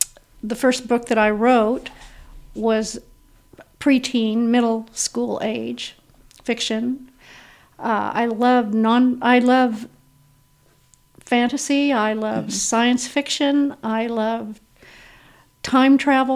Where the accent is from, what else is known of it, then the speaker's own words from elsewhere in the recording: Garden City, Kansas, United States; now in Independence, United States; I'm a native Kansan. I was born and raised in Garden City, Kansas.